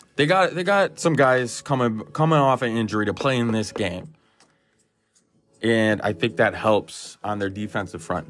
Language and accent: English; United States; I'm from the United States of America